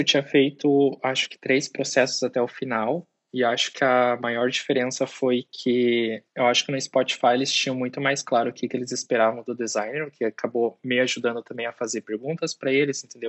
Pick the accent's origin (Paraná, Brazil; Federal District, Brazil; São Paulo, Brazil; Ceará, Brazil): Paraná, Brazil; Guarapuava; moved away as an adult; also born or lived in Ireland; eu sou de Guarapuava, né, e eu estava morando em Guarapuava, no Paraná, naquela época